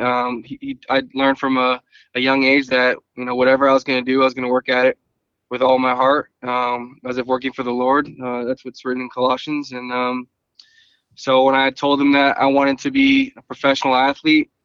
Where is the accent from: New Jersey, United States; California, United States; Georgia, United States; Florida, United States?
California, United States; Thousand Oaks; I was born in Thousand Oaks, California. My parents specifically chose to raise me in that area